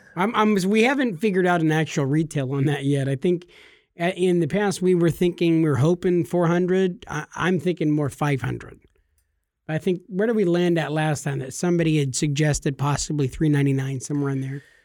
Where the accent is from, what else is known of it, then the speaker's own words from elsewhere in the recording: California, United States; we're from California